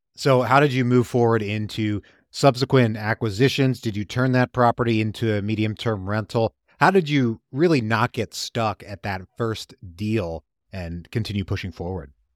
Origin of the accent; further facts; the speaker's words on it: Richmond, Virginia, United States; my hometown of Richmond, Virginia